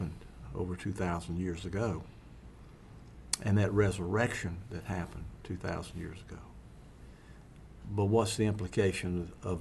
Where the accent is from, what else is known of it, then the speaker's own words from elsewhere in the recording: Mississippi, United States; I'm from Mississippi